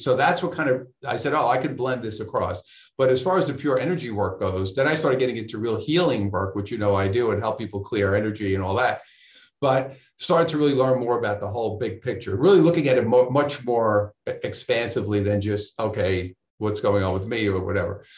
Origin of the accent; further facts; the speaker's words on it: New York City, New York, United States; now in Southern California, United States; I'm from Brooklyn